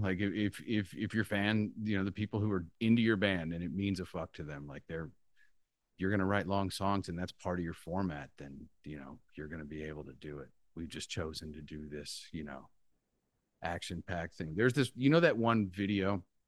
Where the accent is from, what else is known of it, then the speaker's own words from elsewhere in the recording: Central Valley, California, United States; I grew up in the Central Valley